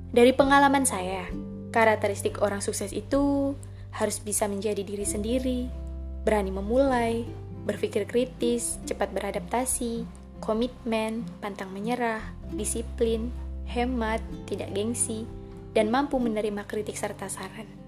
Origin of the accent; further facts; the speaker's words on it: Belitung, South Sumatra, Indonesia; Asal saya dari Belitung, Oku Timur, Sumatera Selatan.